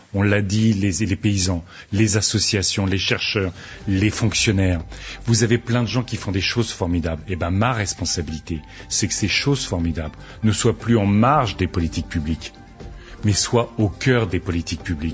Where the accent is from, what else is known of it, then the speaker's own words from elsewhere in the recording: Aisne, Hauts-de-France, France; je viens de l'Aisne